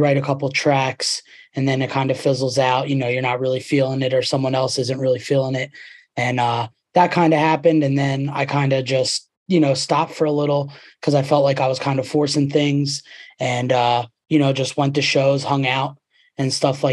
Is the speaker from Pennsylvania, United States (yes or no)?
yes; Boyertown, Pennsylvania, United States; also born or lived in Philadelphia; I grew up in Boyertown, which is 5 minutes away from Pottstown